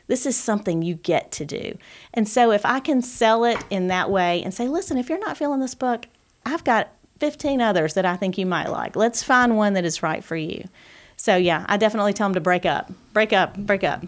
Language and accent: English; Gadsden, Alabama, United States; also born or lived in Auburn / Gwinnett; growing up in Gadsden and then going to Auburn